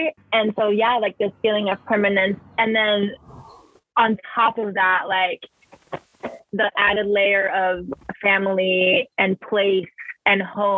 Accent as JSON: {"language": "English", "country": "Mexico", "second_language": "English", "moved": "yes", "lives_now": "United States", "said": "who would I be if I'd never left Mexico, you know, or like, who would I be if my mom didn't cross the border? Or like, who would I be if I felt comfortable with my native language"}